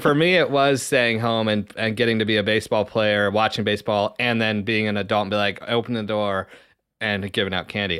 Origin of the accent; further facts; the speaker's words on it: the Southwest, New Mexico, United States; now in Ohio, United States; growing up in the Southwest